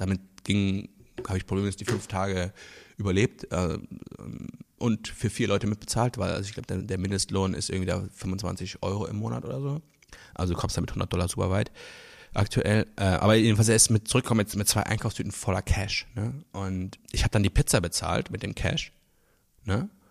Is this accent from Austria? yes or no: no; Luxembourg; now in Berlin, Germany; ich komme aus Luxemburg ursprünglich